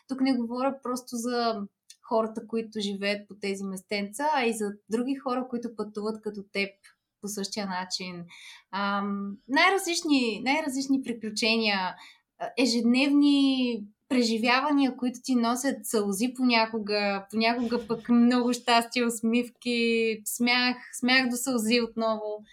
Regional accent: Burgas, Burgas Province, Bulgaria; moved away as an adult; also born or lived in Sofia; аз съм от Бургас, да. Там съм родена, там съм прекарала първите си 18 а, важни години от живота при мама и татко, след което вече заминах с София

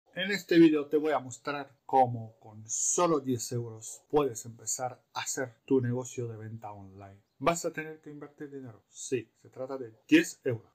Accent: Romania; moved away; soy rumano

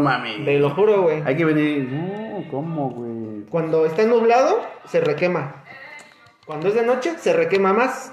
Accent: Mexico City, Mexico; now in Querétaro, Mexico; de la Ciudad de México, justamente de donde yo soy

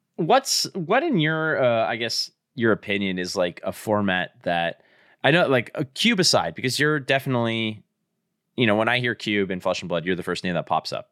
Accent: Montreal, Quebec, Canada; I grew up in Montreal

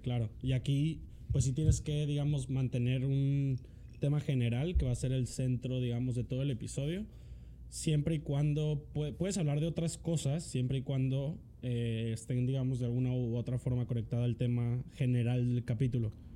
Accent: Mexico; nosotros como mexicanos, vamos a llamarnos, o sea, pues sí, mexicanos

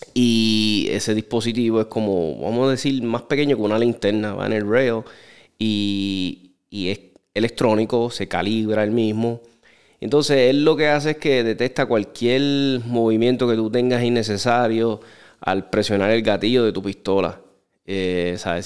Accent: Puerto Rico; nosotros somos parte de los Estados Unidos

